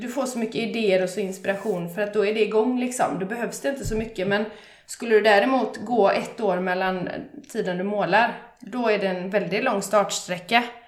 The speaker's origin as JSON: {"language": "Swedish", "town": "Bollebygd", "region": "Västra Götaland", "country": "Sweden", "said": "jag är från Bollebygd"}